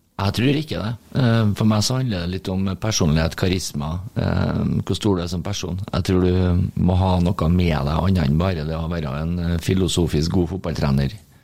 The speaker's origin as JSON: {"language": "Norwegian", "region": "Trøndelag", "country": "Norway", "said": "som trønder"}